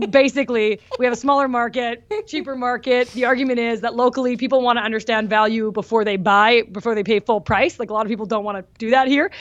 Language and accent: English; Winnipeg, Manitoba, Canada; my hometown